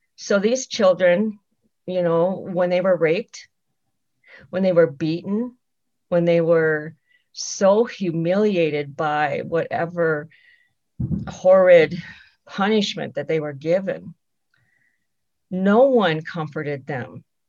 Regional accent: Rosebud Reservation, South Dakota, United States; I am Sichanggu Lakota from the Rosebud Reservation in South Dakota

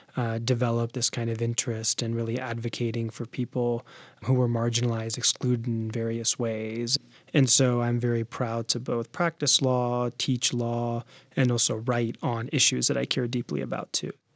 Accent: D.C. area, Virginia, United States; I was born in Virginia. My parents are Sick Americans. I'm a Sick American, and I spent most of my life in Virginia in the D C area

